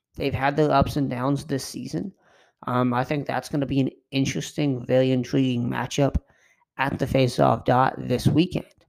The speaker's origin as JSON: {"language": "English", "region": "Kentucky", "country": "United States", "said": "I'm from Kentucky"}